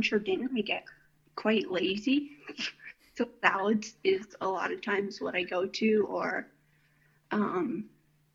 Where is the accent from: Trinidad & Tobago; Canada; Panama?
Canada; Tillsonburg, Ontario; I grew up in Tilfenburg on a little hobby farm with my parents and my siblings